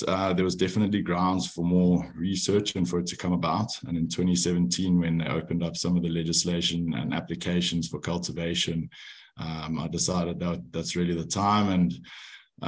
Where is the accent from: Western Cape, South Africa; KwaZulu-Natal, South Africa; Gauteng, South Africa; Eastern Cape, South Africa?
Gauteng, South Africa; Johannesburg; also born or lived in France; I'm from Johannesburg, South Africa, but I moved out of home to pursue rugby when I was 18